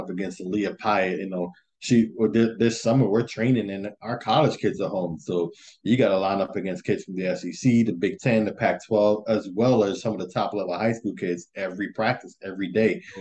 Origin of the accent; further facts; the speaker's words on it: Jamaica; moved away; I come from Jamaica